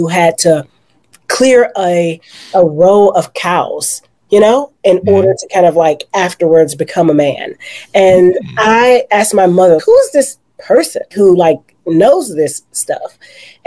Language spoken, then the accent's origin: English; Houston, Texas, United States; I am from Houston, Texas. I am from a small little place lovingly called Guns Point